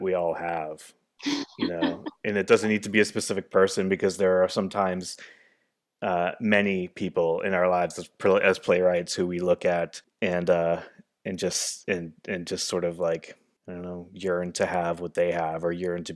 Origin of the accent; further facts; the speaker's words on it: New Hampshire, United States; also born or lived in Los Angeles; now in Chicago, United States; I am from New Hampshire